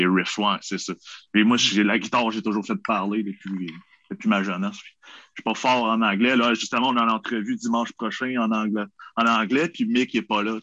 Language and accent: French; Quebec, Canada; on est québécois